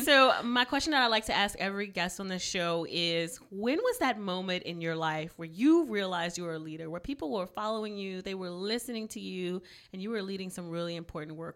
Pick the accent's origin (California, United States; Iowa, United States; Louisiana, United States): Louisiana, United States; Cajun country; I'm from Cajun country